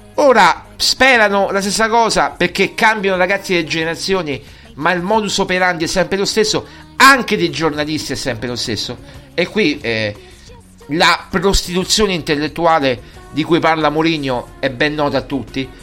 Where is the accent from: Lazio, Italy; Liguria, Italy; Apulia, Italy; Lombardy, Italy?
Lazio, Italy; sono del Lazio